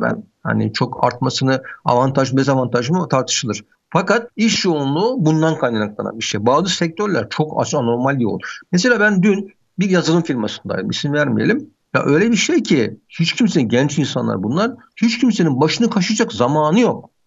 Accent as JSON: {"language": "Turkish", "region": "Istanbul", "country": "Turkey", "said": "ben Bakırköy'lüyüm."}